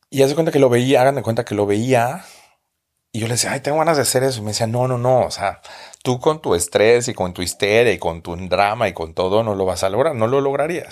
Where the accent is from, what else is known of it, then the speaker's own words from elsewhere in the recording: Mexico; moved away as an adult; now in Berlin, Germany; yo soy el gordito mexicano